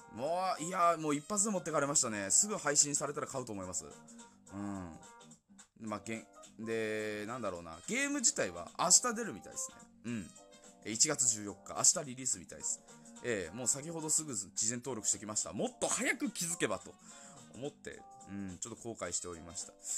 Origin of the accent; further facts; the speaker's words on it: Yamagata, Japan; accent: Yamagata dialect; 俺らからしたら山形弁は通、普通の言語なのかな